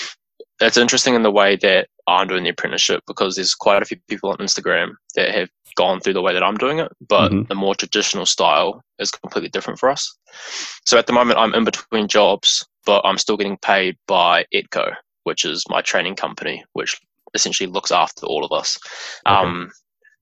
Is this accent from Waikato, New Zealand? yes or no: yes; Taupo, Waikato, New Zealand; I was born and raised in Taupo, lived there for all my schooling years and everything